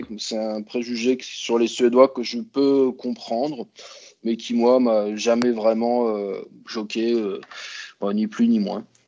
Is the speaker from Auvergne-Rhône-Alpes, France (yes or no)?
yes; Grenoble, Auvergne-Rhône-Alpes, France; moved away as an adult; also born or lived in Copenhagen, Denmark; now in Stockholm, Sweden; je suis originaire de Grenoble en France